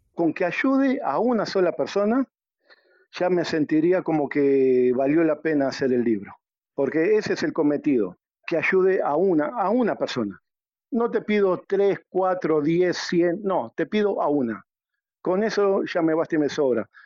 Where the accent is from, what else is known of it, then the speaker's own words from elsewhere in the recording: Uruguay; moved away as an adult; now in Peru; yo soy de Uruguay y radico en el Perú hace más de catorce años